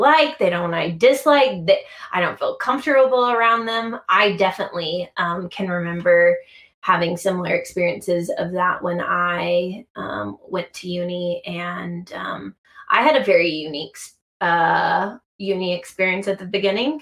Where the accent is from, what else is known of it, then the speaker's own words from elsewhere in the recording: United States; accent: American; I'm American